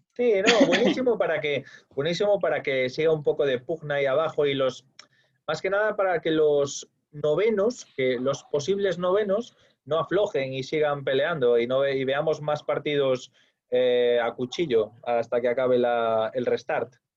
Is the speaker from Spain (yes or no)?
yes; Spain; yo soy español